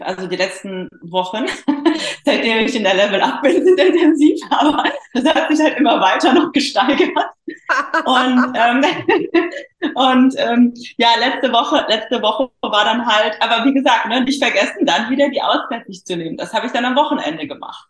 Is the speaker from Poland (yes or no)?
yes; Poland; moved away; also born or lived in Germany; ich bin halt geborene Polin